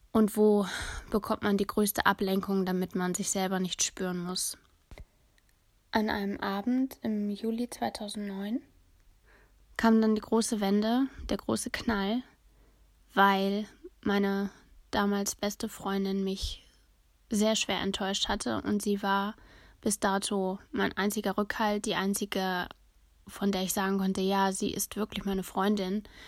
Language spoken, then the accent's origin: German; Germany; ich bin Deutsche